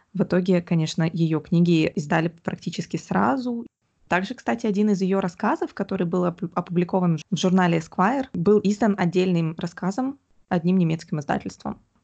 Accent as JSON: {"language": "Russian", "town": "Omsk", "region": "Omsk Oblast", "country": "Russia", "tie": "born or raised there", "said": "я выросла в Омске"}